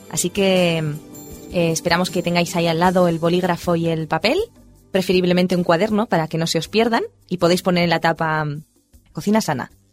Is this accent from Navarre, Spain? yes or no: no; Huesca, Aragon, Spain; En el norte, en Huesca, de donde yo soy